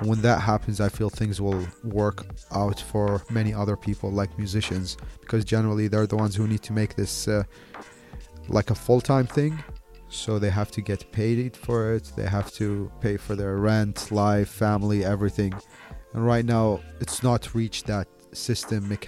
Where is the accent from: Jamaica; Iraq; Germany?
Iraq; Baghdad, Baghdad Governorate; also born or lived in Delhi, India / Bombay, India; now in India; I'm originally from Iraq. I was born in Baghdad. My family moved to India in the 90s I lived in Delhi for about like 18 years, lived in Bombay for three years.